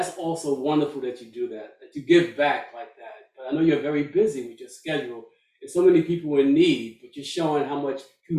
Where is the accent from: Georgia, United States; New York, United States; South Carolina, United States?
New York, United States; New York City; New York, my hometown.